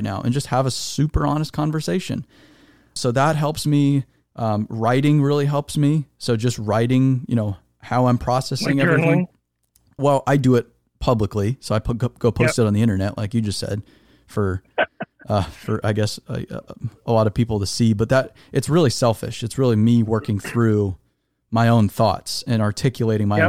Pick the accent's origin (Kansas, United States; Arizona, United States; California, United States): Arizona, United States; I'm from Arizona